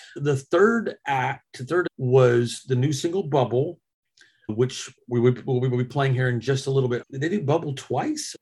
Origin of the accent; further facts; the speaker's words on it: Arkansas, United States; now in Dallas, United States; growing up in Arkansas